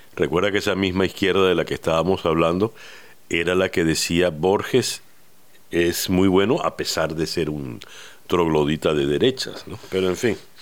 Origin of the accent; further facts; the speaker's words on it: Venezuela; lo que hemos vivido como venezolanos